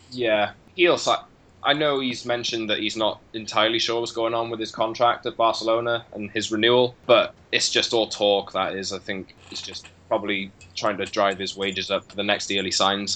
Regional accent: Wales, United Kingdom; a Welshman, as all the people in Wales are

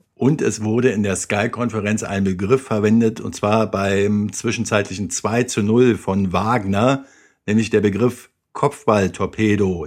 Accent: Berlin, Germany; ich in meiner Jugend in den Käfigen in Berlin-Wedding mit Nico Kovac hin und wieder gekickt und gebolzt habe

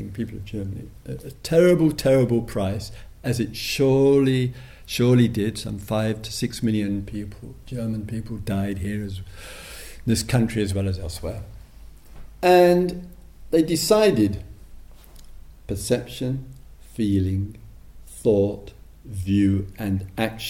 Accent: England, United Kingdom; Being English

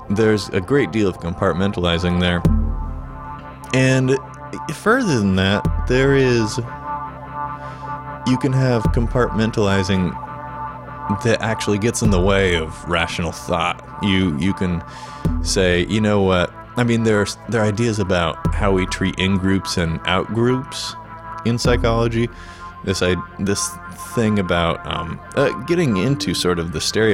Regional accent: Indiana, United States; I'm originally from Indiana

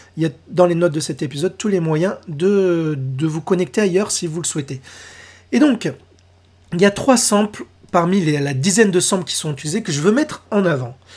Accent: France; chez nous, en France

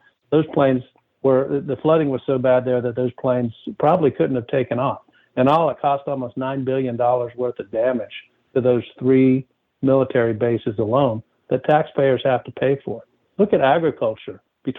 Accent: North Carolina, United States; now in California, United States; places like my home state of North Carolina. It's record fires that have occurred in the West, where I live now in California.

